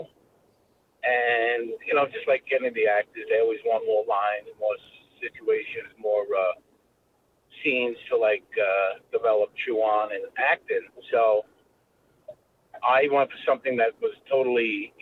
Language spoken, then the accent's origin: English; New York City, New York, United States; I grew up in Brooklyn